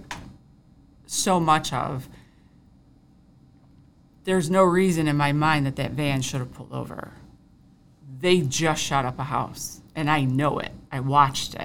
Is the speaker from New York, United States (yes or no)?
yes; Fairport, New York, United States; I grew up in Fairport